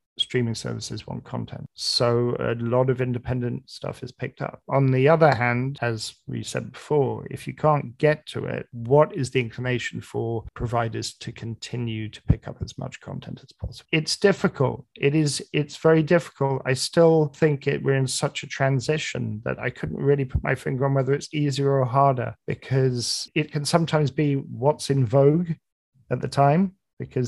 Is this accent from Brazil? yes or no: no; United Kingdom; now in New York, United States; I love being a Brit in New York